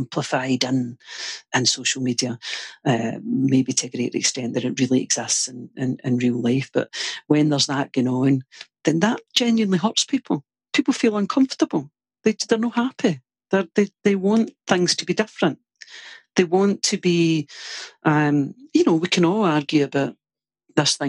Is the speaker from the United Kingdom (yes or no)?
yes; Glasgow, Scotland, United Kingdom; Born into a family of Irish descent, like, in Glasgow